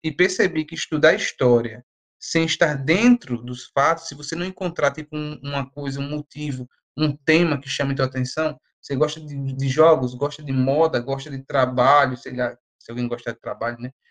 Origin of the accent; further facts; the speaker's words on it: Brazil; enquanto brasileiro